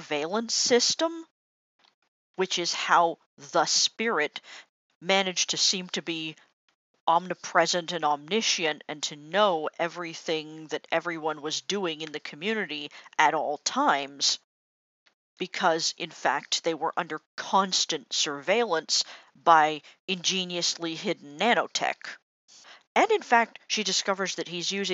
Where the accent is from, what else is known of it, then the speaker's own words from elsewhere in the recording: Canada; as a Canadian